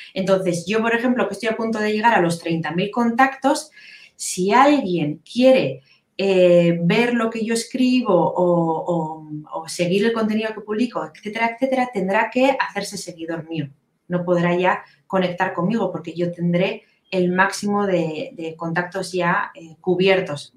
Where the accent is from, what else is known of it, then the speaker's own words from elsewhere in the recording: Biscay, Basque Country, Spain; soy de, de Vizcaya, del norte de España